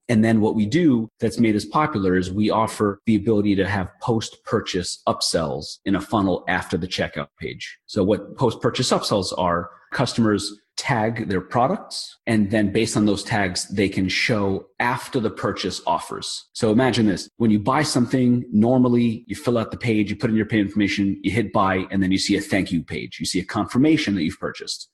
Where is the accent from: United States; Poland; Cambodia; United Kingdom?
United States; New York; I'm from New York